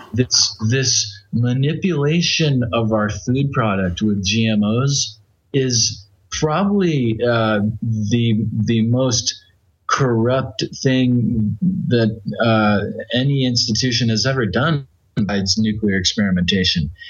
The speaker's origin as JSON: {"language": "English", "country": "United States", "said": "I'm from the United States"}